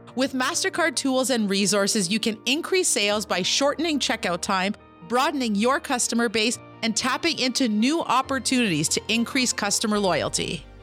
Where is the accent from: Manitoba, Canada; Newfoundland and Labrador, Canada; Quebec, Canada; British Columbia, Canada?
Quebec, Canada; Kitigan Zibi; I'm an entrepreneur from Kittagon, Zibi, and Anishinaabe.